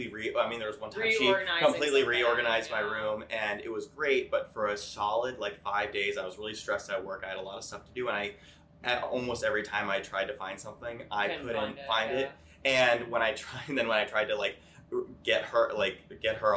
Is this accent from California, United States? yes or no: no; Connecticut, United States; I'm from Connecticut